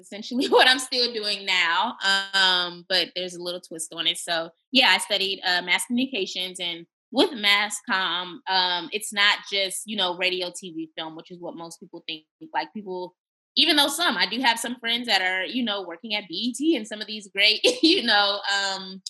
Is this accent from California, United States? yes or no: yes; California, United States; moved away as an adult; now in Texas, United States; my home state of California